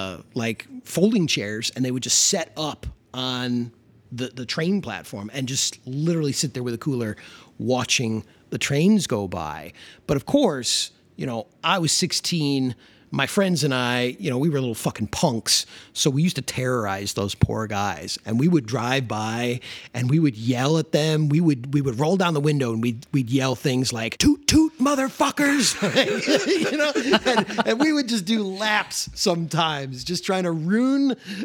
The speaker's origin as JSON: {"language": "English", "town": "Elmhurst", "region": "Illinois", "country": "United States", "tie": "born or raised there", "said": "where I grew up in Elmhurst had like a huge model train club like this, like a notorious Western suburb, like train club that guys would come to from all over the Chicagoland area."}